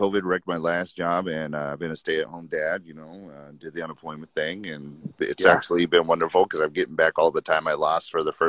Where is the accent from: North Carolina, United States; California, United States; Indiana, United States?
California, United States; San Bernardino; also born or lived in Riverside, California / San Luis Valley, Colorado; now in Redlands, United States; 30. I'm currently in Redlands. I'm from San Bernardino and I grew up San Bernardino Riverside, but currently I'm in Redlands.